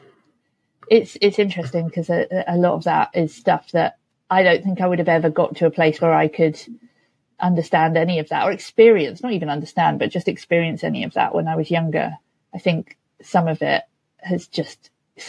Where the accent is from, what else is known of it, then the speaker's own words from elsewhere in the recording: London, United Kingdom; especially as a Londoner